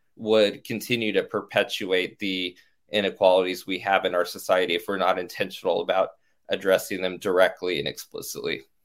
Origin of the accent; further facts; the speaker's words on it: Orange County, California, United States; also born or lived in Stanford, California; now in Washington, D.C., United States; I grew up in Orange County, California, a white affluent suburb